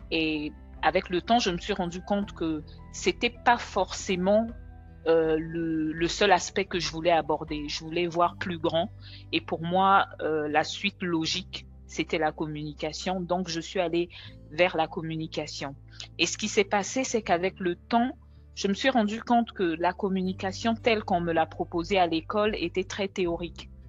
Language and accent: French; DR Congo; now in Dakar, Senegal; je suis congolaise et je vis à Dakar au Sénégal depuis maintenant 14 ans quand même, mine de rien.